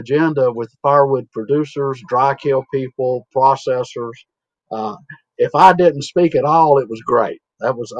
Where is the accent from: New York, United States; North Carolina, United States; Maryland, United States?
North Carolina, United States; Iredell County; from Western North Carolina, Iredell County in the Piedmont, 1,000 feet elevation. Grew up on the family farm and still have part of it that I live on